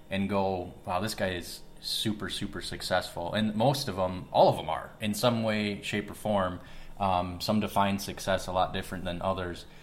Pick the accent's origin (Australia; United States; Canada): United States; West Bend, Wisconsin; I'm obviously born and raised in West Bend.